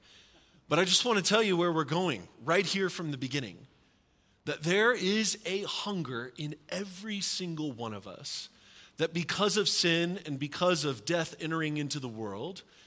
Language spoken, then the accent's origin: English; the South, United States; I'm from the South where we have supper, not dinner